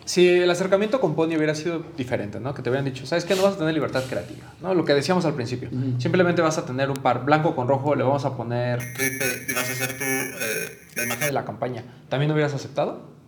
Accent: Mexico

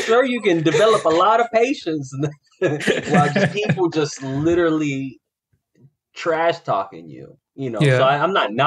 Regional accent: Florida, United States; I was born and raised in Florida

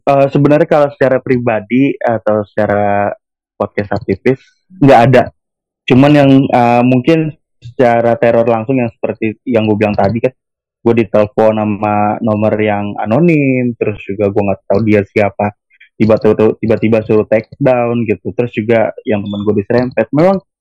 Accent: Tangerang, Banten, Indonesia; asal gue dari kota Tangerang

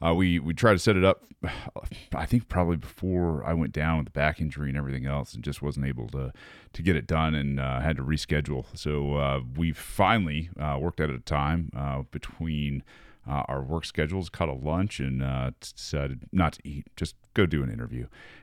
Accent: Michigan, United States; And man, I'm from Michigan, from, I don't know, man.

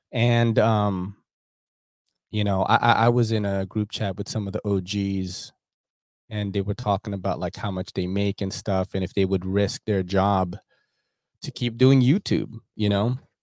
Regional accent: New York, United States; I grew up in New York, like, and I'm Asian

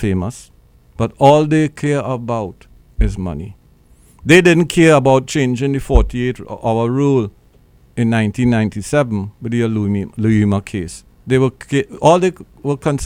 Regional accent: Trinidad & Tobago; now in Brooklyn, United States; Trinidad and Tobago, my home islands

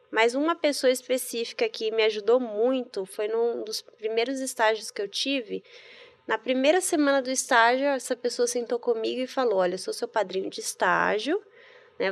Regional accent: Bahia, Brazil; moved away as an adult; also born or lived in Rio Grande do Sul; Então eu cresci na Bahia, em várias cidades

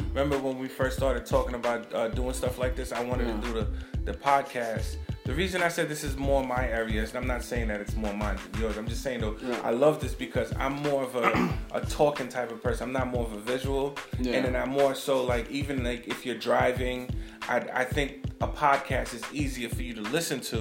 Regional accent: New York City, New York, United States; I'm from Brooklyn, New York.

